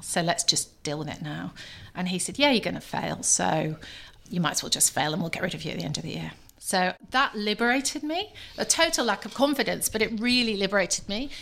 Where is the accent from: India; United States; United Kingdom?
United Kingdom; Scunthorpe, Yorkshire and the Humber; I was born in Scunthorpe, daughter of a steelworker